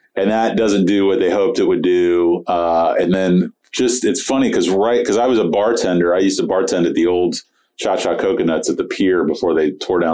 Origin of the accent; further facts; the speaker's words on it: St. Petersburg, Florida, United States; moved away as an adult; now in Tampa, United States; I grew up in St. Pete. So I lived there since 75, and it didn't get cool until I moved away from St. Pete.